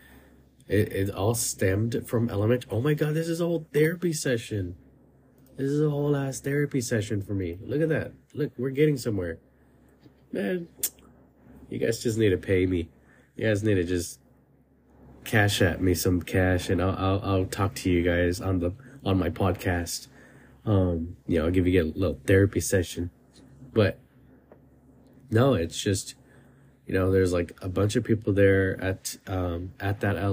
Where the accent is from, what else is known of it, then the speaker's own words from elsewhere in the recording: California, United States; I moved from my hometown to another area in California